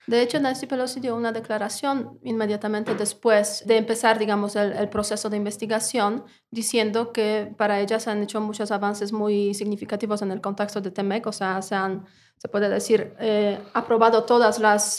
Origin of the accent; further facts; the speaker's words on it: Poland; now in Mexico; una polaca en México